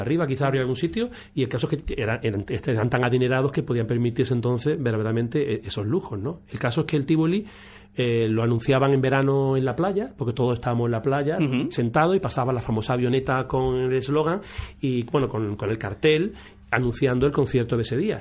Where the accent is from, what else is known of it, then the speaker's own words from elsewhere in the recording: Málaga, Andalusia, Spain; yo en mi caso veraneaba en el Rincón de la Victoria, como muchos malagueños